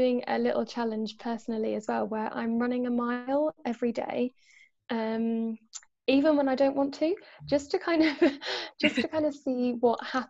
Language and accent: English; Ireland; also born or lived in Poland; now in Oxford, United Kingdom; I feel like I'm part of the Polish society because I'm half Polish, or the Irish society because I'm Irish